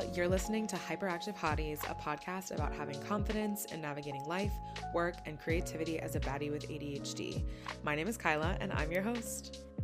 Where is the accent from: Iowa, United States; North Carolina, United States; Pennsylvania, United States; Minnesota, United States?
Pennsylvania, United States; outside of Philadelphia; moved away as an adult; also born or lived in Chicago; now in Philadelphia, United States; I grew up kind of outside of Philly.